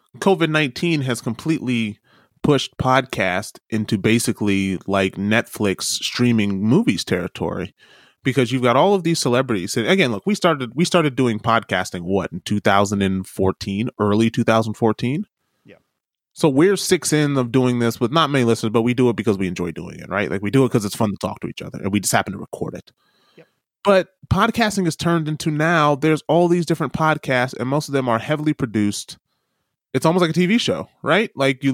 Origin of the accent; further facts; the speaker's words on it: New York City, New York, United States; You're like, man, I don't touch sheep. I'm from New York City.